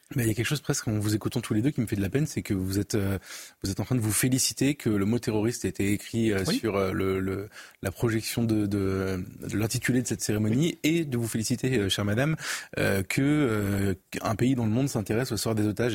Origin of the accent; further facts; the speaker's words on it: France; en tant que Français, Européen, Occidental